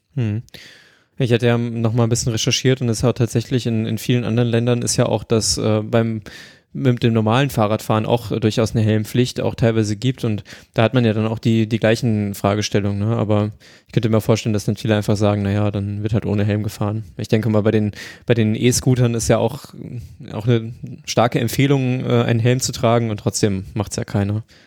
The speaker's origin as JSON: {"language": "German", "country": "Germany", "said": "ich komme aus Deutschland"}